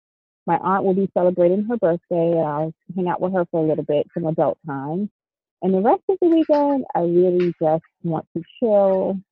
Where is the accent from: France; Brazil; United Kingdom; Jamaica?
Jamaica; I'm Jamaican, so if you know anything about Caribbean people, we have tons of names.